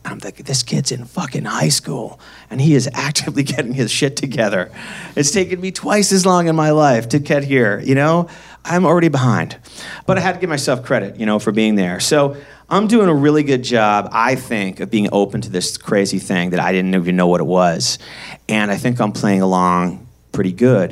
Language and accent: English; Boston, Massachusetts, United States; also born or lived in San Francisco; now in Los Angeles, United States; I grew up in Boston, Mass